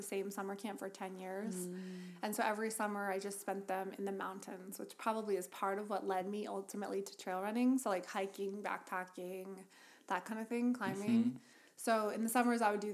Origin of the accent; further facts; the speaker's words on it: Denver, Colorado, United States; I'm from Denver. I grew up here